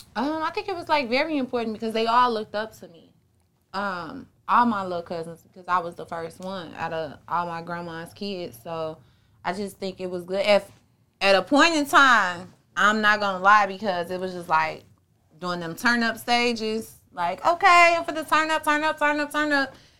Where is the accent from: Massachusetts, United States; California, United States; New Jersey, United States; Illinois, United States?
Illinois, United States; Chicago; I was born, um, Southside